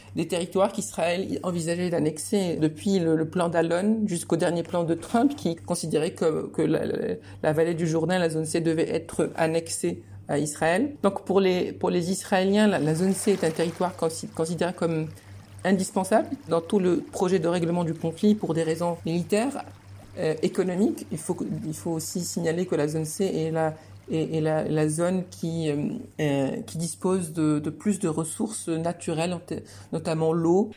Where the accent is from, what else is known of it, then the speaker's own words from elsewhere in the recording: Rabat, Rabat-Salé-Kénitra, Morocco; moved away as an adult; also born or lived in Beirut, Lebanon / Jerusalem / Florence, Italy; Je suis né à Rabat en 91 au Maroc.